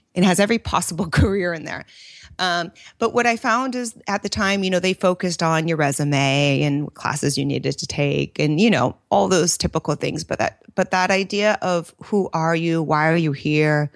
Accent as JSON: {"language": "English", "area": "Bay Area", "region": "California", "country": "United States", "tie": "born or raised there", "also_born_or_lived": "New York / Italy", "said": "born and raised in the Bay Area"}